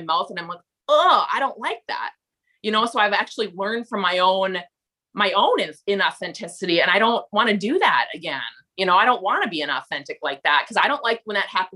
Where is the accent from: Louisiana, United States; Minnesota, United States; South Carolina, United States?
Minnesota, United States; accent: thick Minnesota; I'm … from Minnesota.